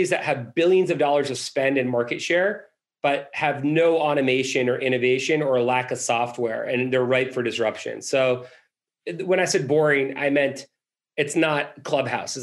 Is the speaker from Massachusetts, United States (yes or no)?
yes; Boston, Massachusetts, United States; I'm from Boston